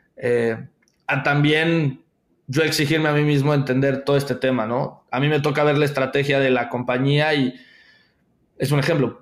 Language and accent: Spanish; Veracruz, Mexico; yo trabajaba en una institución financiera muy pequeña a nivel local en, en Veracruz, yo soy de Veracruz